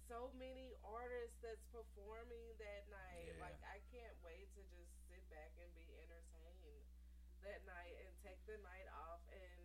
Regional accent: St. Louis, Missouri, United States; growing up, being a female, growing up in St. Louis

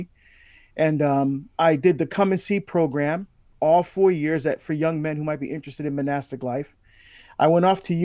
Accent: Barbados; I was born in Barbados in the West Indies in the Caribbean

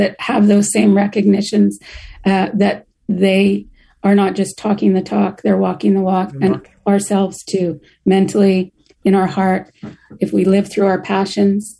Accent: Canada; moved away; I'm originally from Canada

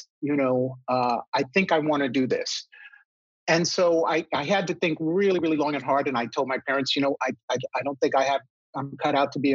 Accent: New York City, New York, United States; moved away as an adult; also born or lived in San Diego; I grew up in New York City. I have three brothers. My parents raised us up in the Bronx

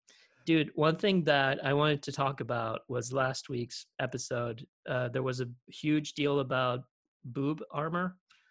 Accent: Philadelphia, Pennsylvania, United States; accent: Philly; That's like my Philly accent.

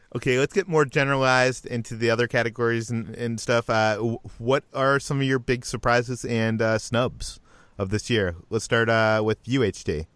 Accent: Boston, Massachusetts, United States; I grew up in Boston

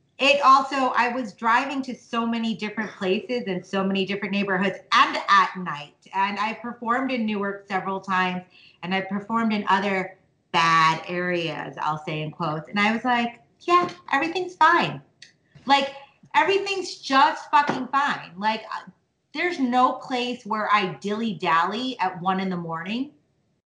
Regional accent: India; I'm from India

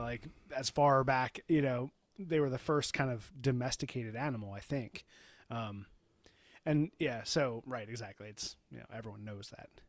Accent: Baltimore, Maryland, United States; also born or lived in New Hampshire; we, we are from Baltimore

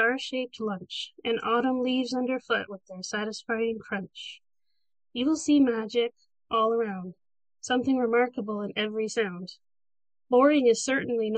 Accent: Port Elgin, Ontario, Canada; I'm from Port Elgin, which is in Ontario. I live right along Lake Huron

